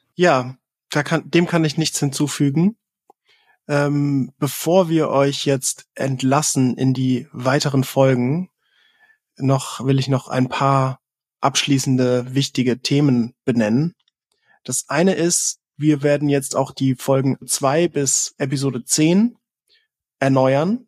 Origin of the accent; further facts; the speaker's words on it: Southern Germany, Germany; im Süden von Deutschland geboren